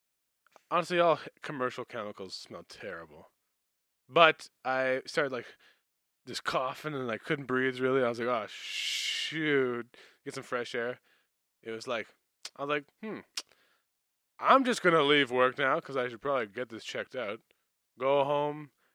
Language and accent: English; Manitoba, Canada; I come from Canada, in Canada, Manitoba.